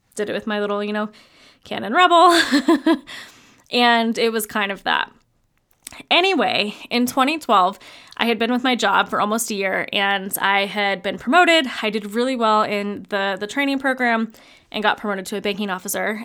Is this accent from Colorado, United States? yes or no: yes; Fort Collins, Colorado, United States; also born or lived in mountain ski town; We ended up moving back to my hometown of Fort Collins, Colorado, that actually is where we live currently